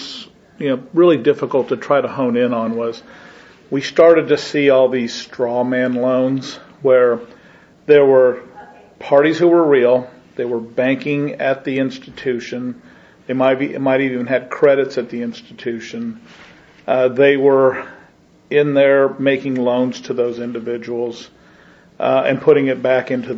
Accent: Nebraska, United States; moved away; my hometown, which is just under 1,000 people in Nebraska

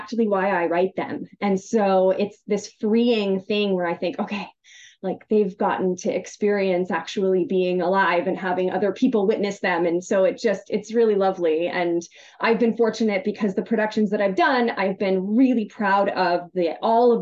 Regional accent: United States; I'm American

